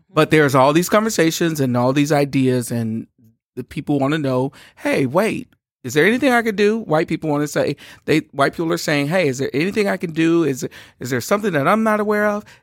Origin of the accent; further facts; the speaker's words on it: Shreveport, Louisiana, United States; We are from Louisiana. I'm from Shreveport, Louisiana